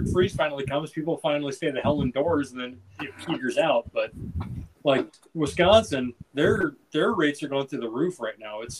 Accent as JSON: {"language": "English", "region": "Northern Ireland", "country": "United Kingdom", "said": "I mean, so admittedly, like I, am all for high X to deal with a moose, but I'm also Northern Irish, so I mean that, that that's what we do."}